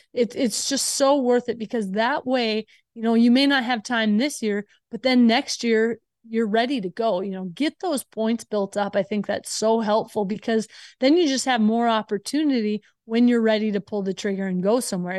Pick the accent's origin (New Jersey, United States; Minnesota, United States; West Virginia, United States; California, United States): Minnesota, United States; I grew up in Minnesota